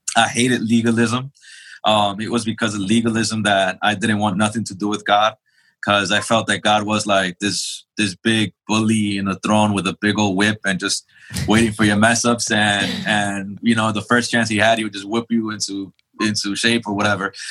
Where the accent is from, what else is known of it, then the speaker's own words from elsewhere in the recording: New York City, New York, United States; also born or lived in El Salvador; now in Charlotte, United States; I was born and raised in Jamaica, Queens, New York.